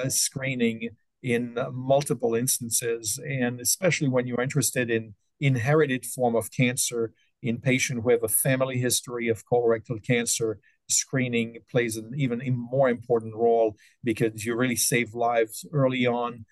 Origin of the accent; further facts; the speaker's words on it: French-speaking part of Switzerland, Romandy, Switzerland; moved away as an adult; also born or lived in Stockholm, Sweden / New York, United States; now in Detroit, United States; I grew up in the French-speaking part of Switzerland and started medical school in Switzerland